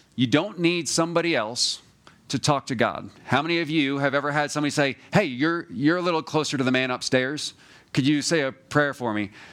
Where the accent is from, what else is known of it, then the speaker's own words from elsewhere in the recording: New Jersey, United States; moved away; also born or lived in Georgia; I'm from New Jersey